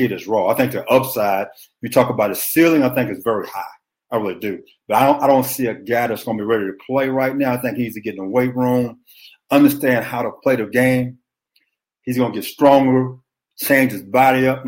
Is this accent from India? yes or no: no; Beaumont, Texas, United States; I'm from Beaumont, Texas